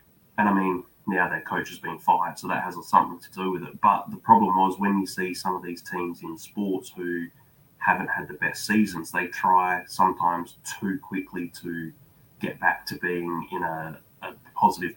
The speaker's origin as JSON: {"language": "English", "country": "Australia", "said": "I'm watching from Australia."}